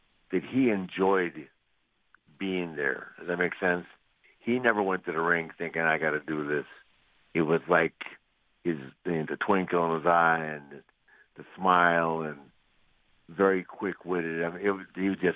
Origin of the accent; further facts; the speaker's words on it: Minnesota, United States; I'm from Minnesota, man, where they really play hockey